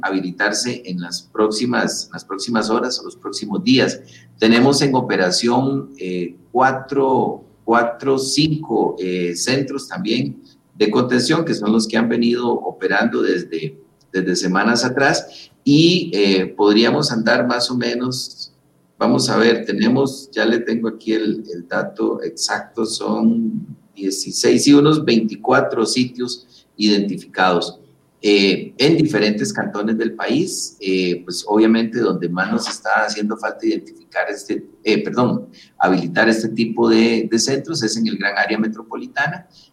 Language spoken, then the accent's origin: Spanish; Costa Rica; somos los costarricenses